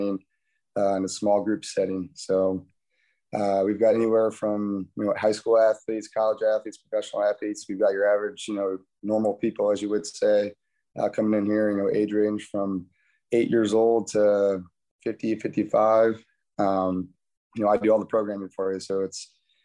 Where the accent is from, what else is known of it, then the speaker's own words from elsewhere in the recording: Paulding, Ohio, United States; moved away as an adult; also born or lived in Cincinnati, Ohio; I grew up here in Paulding, and my wife and I lived in Cincinnati for 7-8 years